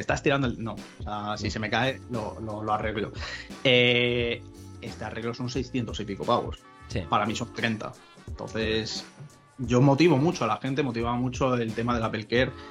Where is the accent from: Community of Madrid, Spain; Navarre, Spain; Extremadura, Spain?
Extremadura, Spain; Cáceres; la playa nuestra, ¿no? De, veraneo de, Cáceres